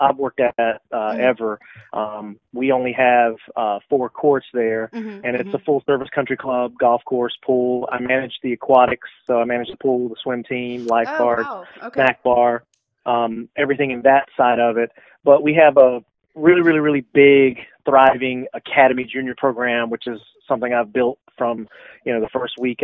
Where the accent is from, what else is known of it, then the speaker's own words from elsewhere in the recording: St. Pauls, North Carolina, United States; now in Camden, United States; I'm originally from a small town in southeastern North Carolina called St. Paul's, which is basically halfway between Fayetteville and Lumberton, North Carolina